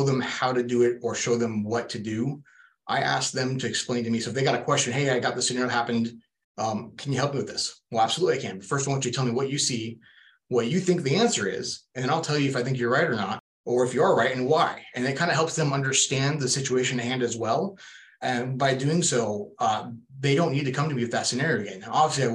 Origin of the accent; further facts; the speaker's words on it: Portland, Oregon, United States; moved away as an adult; also born or lived in Boring, Oregon; now in Phoenix, United States; Born and raised in Portland, Oregon